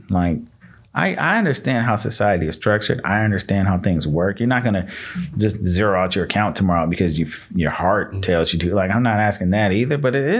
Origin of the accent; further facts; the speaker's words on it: Michigan, United States; born there; I told you I was born in Michigan. My family moved from Michigan because it really wasn't nothing.